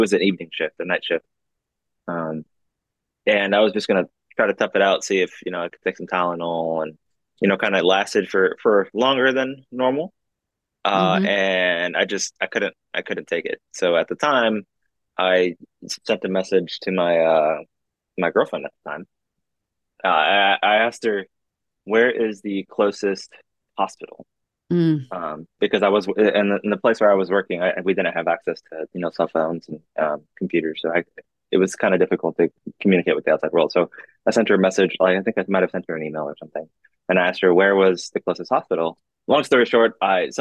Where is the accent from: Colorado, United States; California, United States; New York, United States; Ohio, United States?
California, United States; Anaheim; moved away as an adult; I'm originally from Southern California. I grew up right near Disneyland